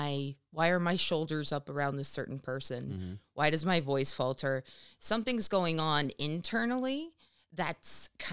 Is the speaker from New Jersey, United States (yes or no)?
no; California, United States; Oh, see, I'm a Californian.